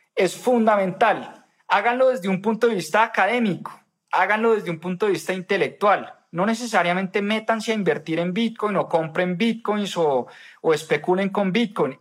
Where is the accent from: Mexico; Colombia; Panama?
Colombia; uno como ciudadano colombiano